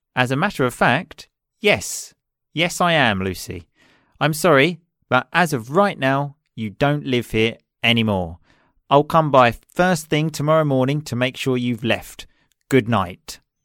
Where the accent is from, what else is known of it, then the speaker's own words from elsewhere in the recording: Chelmsford, East of England, United Kingdom; moved away as an adult; now in Sicily, Italy; I am originally from England, um, a city just outside London called Chelmsford